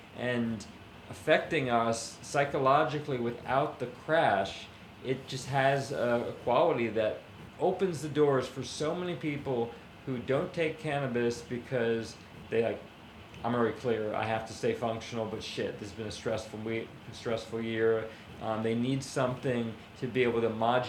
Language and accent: English; New York, United States; also born or lived in Hawaii; My parents took me to New York after 2 months old